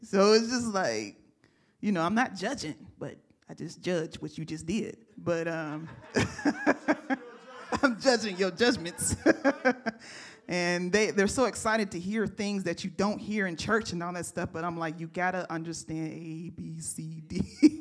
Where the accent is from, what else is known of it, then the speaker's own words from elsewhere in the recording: United States; as a American believer